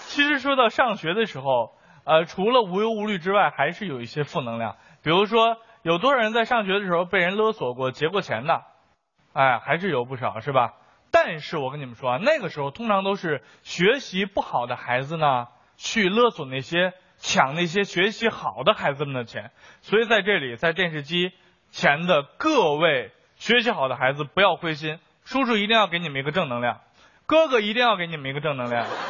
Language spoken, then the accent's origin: Chinese; Beijing, China; 作为一个北京人，我要说， 我小的时候，北京的天是瓦蓝瓦蓝的